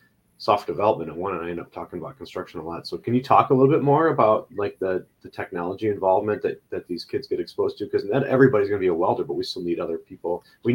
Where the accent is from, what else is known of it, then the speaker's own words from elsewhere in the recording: Midwest, United States; I'm cheap and I'm from the Midwest